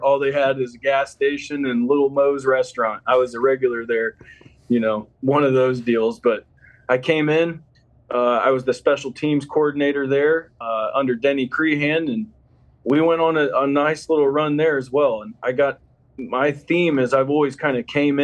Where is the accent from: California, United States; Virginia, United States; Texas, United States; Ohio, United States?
Ohio, United States; Columbus; also born or lived in Findlay, Ohio; I grew up with my mom in Columbus and my dad in Findlay. So, you know, being a Columbus guy